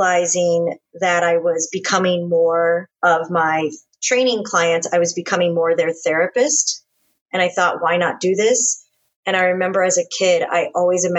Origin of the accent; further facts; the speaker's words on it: Space Coast, Florida, United States; moved away as an adult; also born or lived in Alabama / California; now in Texas, United States; I'm an only child raised in Florida. And very luckily, I was raised on the Space Coast.